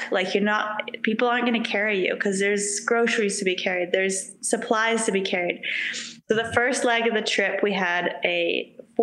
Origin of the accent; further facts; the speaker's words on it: South Island, West Coast, New Zealand; also born or lived in Queenstown, New Zealand / Vernon, Canada; now in Revelstoke, Canada; Yeah, so I was born in Queenstown back in 1990. Aging myself here. Yeah, Queenstown, New Zealand, but like we lived on the west coast of New Zealand, South Island, on the Tasman Sea.